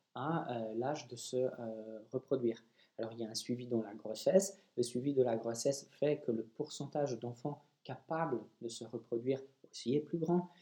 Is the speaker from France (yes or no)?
no; Poland; je suis polonais